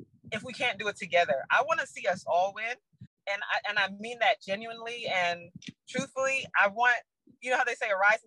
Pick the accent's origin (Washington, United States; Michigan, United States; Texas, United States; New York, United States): New York, United States; New York City; I'm from the Bronx